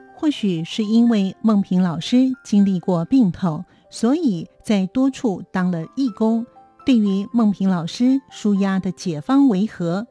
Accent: Hualien County, Taiwan; 我是，呃，在花莲的偏乡长大的。爸爸呢，就是所谓以前当时的我们所谓的外省人，那妈妈是台湾人。在那个偏乡的时代啊，物资比较缺乏

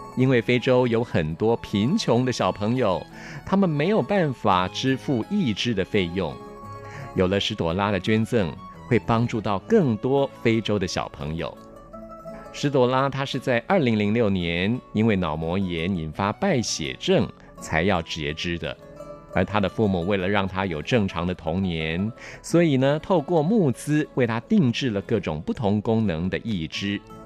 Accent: Taiwan; 让我们台湾每一个社区

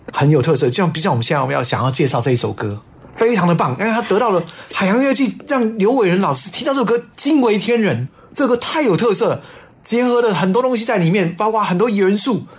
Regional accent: Taiwan; 我爸爸是山东人。啊。所以我是吃山东馒头长大的

